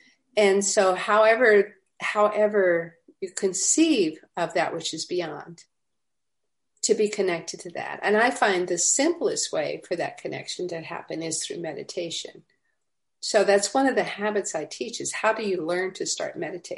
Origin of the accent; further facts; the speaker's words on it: Louisiana, United States; now in Atlanta, United States; so I moved to Atlanta from Louisiana, where we think that if there's two cars at the traffic light, we're in traffic.